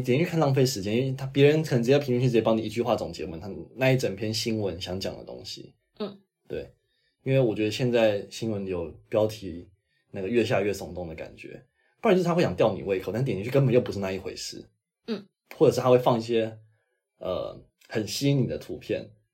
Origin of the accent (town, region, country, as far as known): Taiwan